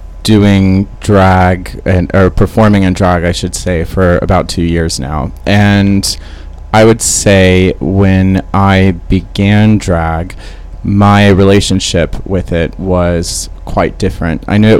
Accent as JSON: {"language": "English", "country": "United States", "also_born_or_lived": "New York City", "lives_now": "London, United Kingdom", "said": "I'm from America."}